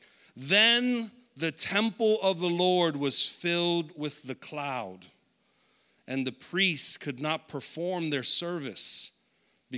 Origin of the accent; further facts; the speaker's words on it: United States; I'm an American